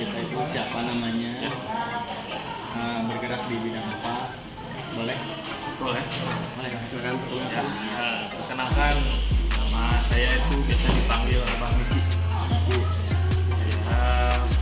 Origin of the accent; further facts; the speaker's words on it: West Java, Indonesia; kita kan orang Sunda